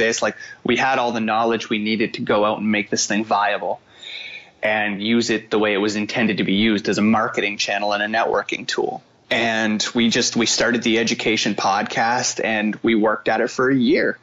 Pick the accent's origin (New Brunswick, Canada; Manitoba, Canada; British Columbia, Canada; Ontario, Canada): New Brunswick, Canada; Fredericton; I live in Fredericton, which is, you know, my hometown. I grew up here from the tender age of like 3 or 4 years old